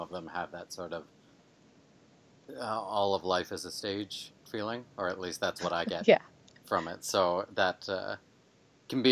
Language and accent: English; north of Toronto, Ontario, Canada; also born or lived in London, Ontario; I was born in Northern Ontario, sort of. Well, people who were born in true Northern Ontario would laugh at me for saying that, but north from where I'm at anyway. It's a couple hours north of Toronto. And then I've sort of lived all around Toronto until I moved out to London here